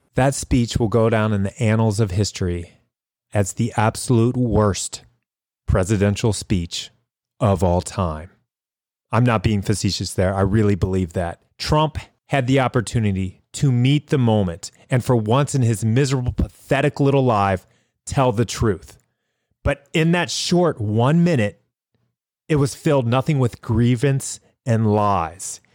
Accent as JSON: {"language": "English", "country": "United States", "said": "as an American"}